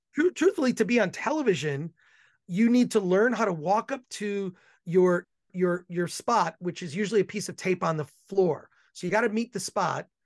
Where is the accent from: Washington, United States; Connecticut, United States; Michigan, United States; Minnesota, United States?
Michigan, United States; Royal Oak; now in Los Angeles, United States; I'm originally from Michigan, Ro-, grew up in Royal Oak, Michigan, so I'm a Midwest guy